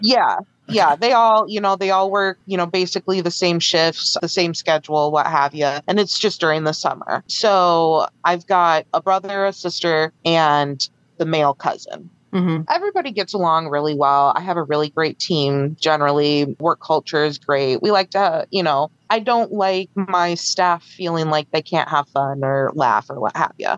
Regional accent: Chicago, Illinois, United States; moved away as an adult; also born or lived in the South; I'm from the Chicago area

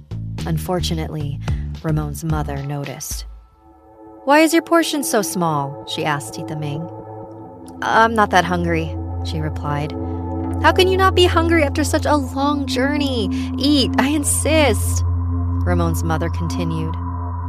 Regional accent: Philippines; I'm a Filipina living in Iloilo City.

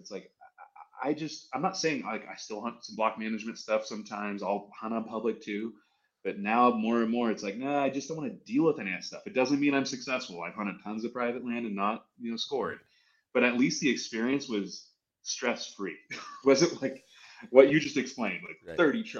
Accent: California, United States; I'm not from Montana. I've never said I'm from Montana. I'm from Southern California. I grew up surfing and fishing at the beach.

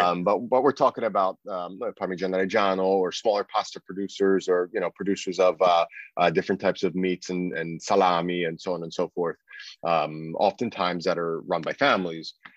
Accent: United States; me being American

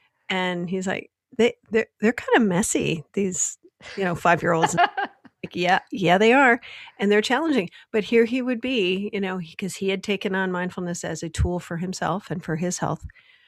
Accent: Michigan, United States; Growing up in Michigan, my dad worked for Ford Motor Company.

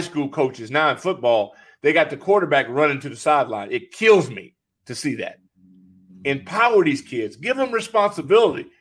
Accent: California, United States; born or raised there; moved away

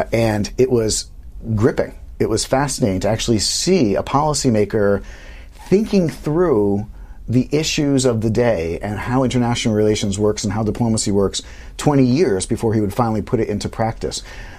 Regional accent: Omaha, Nebraska, United States; Omaha West Side.

